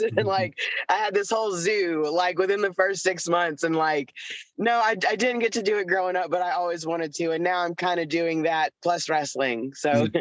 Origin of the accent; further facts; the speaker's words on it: Chattanooga, Tennessee, United States; I was born near Chattanooga, Tennessee, which is uh, at the foothills of the Appalachian Mountains. So we lived on a mountain